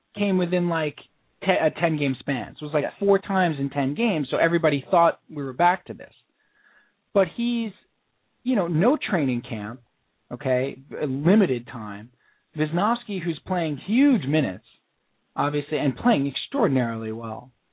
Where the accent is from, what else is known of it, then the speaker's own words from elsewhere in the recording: United States; we're American